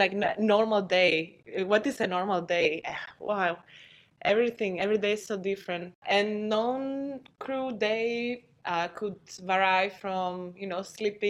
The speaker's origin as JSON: {"language": "English", "town": "Kavala", "region": "Eastern Macedonia and Thrace", "country": "Greece", "moved": "yes", "said": "I am from Greece, that's correct."}